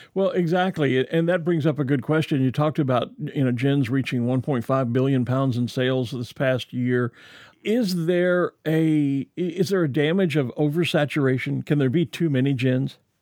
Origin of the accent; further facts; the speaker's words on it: Texas, United States; as a kid growing up in Texas